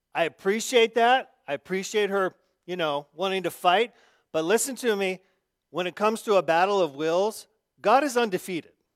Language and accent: English; Arizona, United States; growing up in Arizona